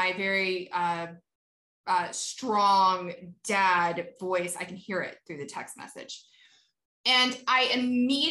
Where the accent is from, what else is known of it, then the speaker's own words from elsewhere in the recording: Kentucky, United States; I was born in Kentucky